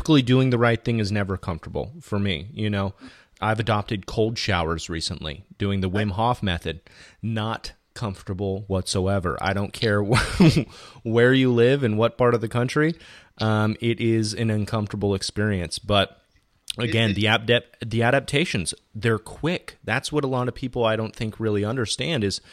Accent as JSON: {"language": "English", "town": "Fountain Valley", "region": "California", "country": "United States", "said": "I'm from Southern California, specifically Fountain Valley, which is adjacent to Huntington Beach"}